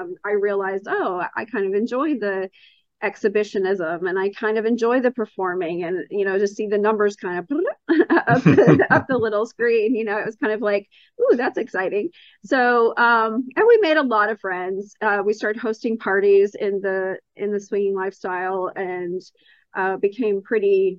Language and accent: English; Texas, United States; I am from Texas, born and raised and still live here